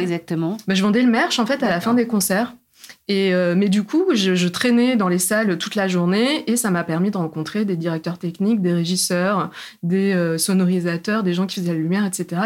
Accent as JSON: {"language": "French", "town": "Clermont-Ferrand", "region": "Auvergne-Rhône-Alpes", "country": "France", "tie": "born or raised there", "moved": "as an adult", "said": "moi, je viens du centre de la France, euh, en Auvergne. Je suis née à Clermont-Ferrand"}